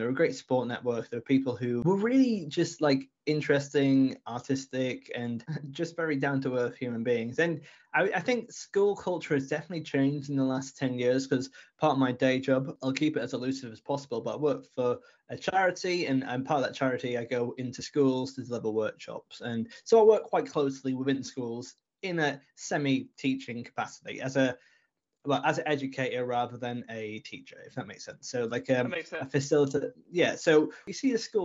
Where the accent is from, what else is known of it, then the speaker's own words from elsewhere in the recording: Brompton-on-Swale, Yorkshire and the Humber, United Kingdom; also born or lived in Canterbury, Kent; I grew up in Brompton-on-Swale, which is just outside Richmondshire. And for anyone who is listening internationally, it's in the northeast of England